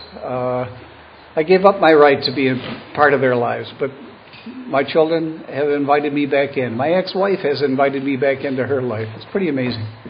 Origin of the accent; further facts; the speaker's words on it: Buffalo, New York, United States; also born or lived in Cleveland, Ohio; Born and raised in Buffalo